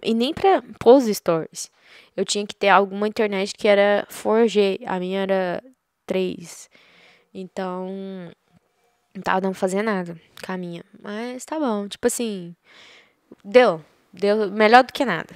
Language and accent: Portuguese; Goiás, Brazil; porque eu sou de Goiás